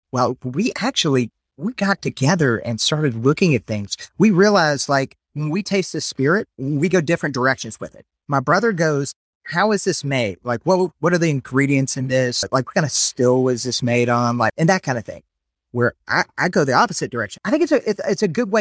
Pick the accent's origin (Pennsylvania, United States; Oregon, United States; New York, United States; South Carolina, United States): South Carolina, United States; also born or lived in Memphis; now in Louisiana, United States; Originally, we're from South Carolina